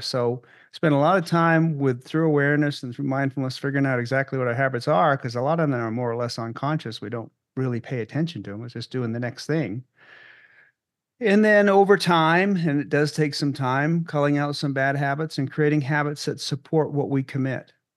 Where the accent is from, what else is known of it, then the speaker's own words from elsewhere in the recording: Maine, United States; moved away as an adult; also born or lived in Boston; now in Loveland, United States; where I grew up in Maine